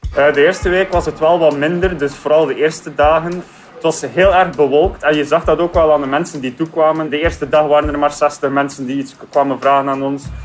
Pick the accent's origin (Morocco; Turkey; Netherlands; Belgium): Belgium; Ostend, Flanders; Ik ben eh, geboren in Oostende, dus ik ken de stad eigenlijk helemaal van buiten